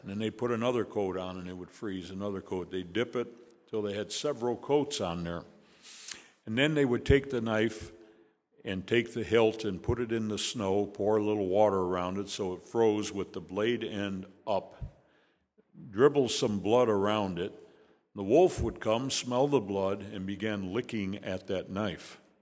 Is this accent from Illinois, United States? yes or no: yes; Chicago, Illinois, United States; moved away; also born or lived in Hickory Hills, Illinois; I was born in Chicago, but not here. It was in Hyde Park